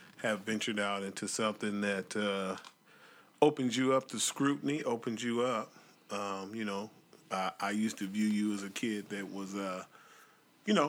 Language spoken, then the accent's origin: English; Portland, Oregon, United States; I was born in Portland